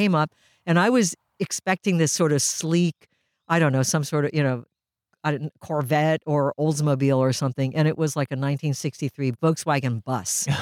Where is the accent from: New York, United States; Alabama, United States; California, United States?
California, United States; Mill Valley; first language Japanese; English is a second language; also born or lived in Japan; I grew up in Mill Valley